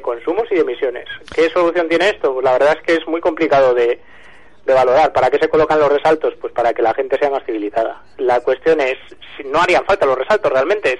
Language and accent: Spanish; Pontevedra, Galicia, Spain; moved away; en mi tierra, además, en Pontevedra